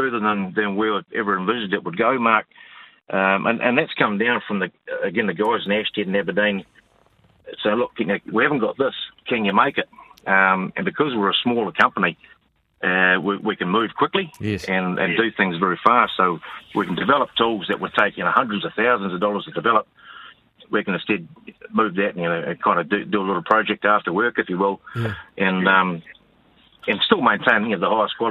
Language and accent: English; New Zealand; on a dairy farm.